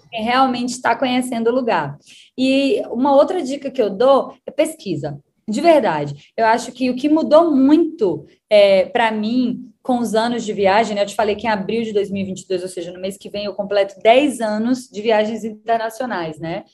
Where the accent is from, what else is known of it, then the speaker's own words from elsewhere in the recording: Bahia, Brazil; now in Mexico; eu sou da Bahia